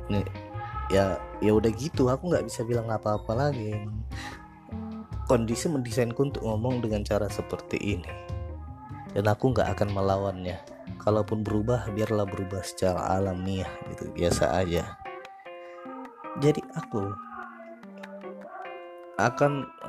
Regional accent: South Jakarta, Jakarta, Indonesia; soalnya aku anak Jaksel aku itu tinggal di Jakarta Selatan

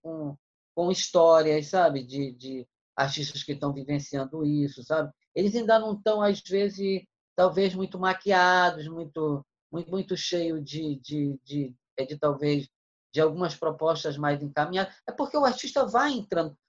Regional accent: Manaus, Amazonas, Brazil; eu nasci em Manaus em 1963

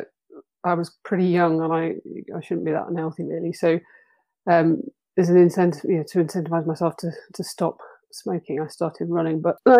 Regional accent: Bristol, South West England, United Kingdom; moved away as an adult; also born or lived in Leeds; now in Otley, United Kingdom; So I grew up in Bristol

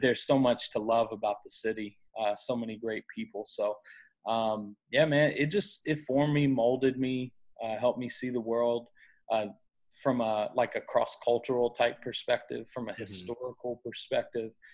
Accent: Memphis, Tennessee, United States; growing up in Memphis

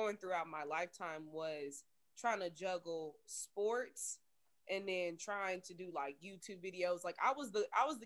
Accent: Kansas City, Kansas, United States; I'm from Kansas City as well. Born and raised Kansas City, 913.

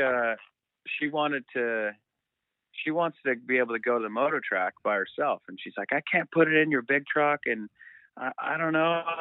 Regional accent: Southern California, United States; We're both from SoCal.

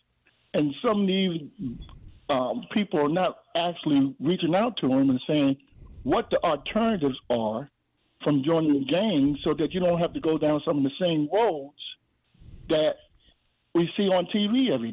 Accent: Newark, New Jersey, United States; moved away as an adult; now in Baltimore, United States; growing up in Newark, New Jersey

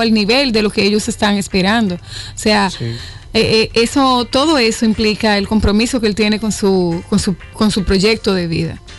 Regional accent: Dominican Republic; nos hace sentir muy orgullosos como dominicanos

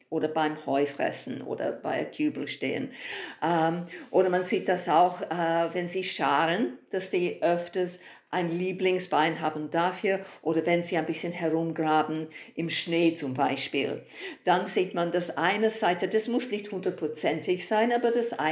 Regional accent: United Kingdom; German is a second language; moved away; Ah, ich bin gebürtige Britin, wie man hört. Tut mir sehr leid, mein Deutsch ist nicht so perfekt

